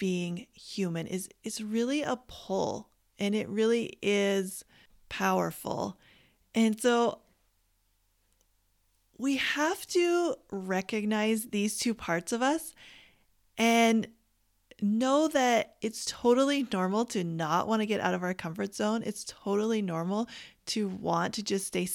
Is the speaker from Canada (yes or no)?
yes; Canada; I grew up in Canada